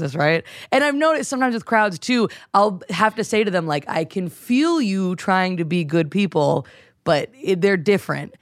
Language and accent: English; North Carolina, United States; moved away; I grew up in North Carolina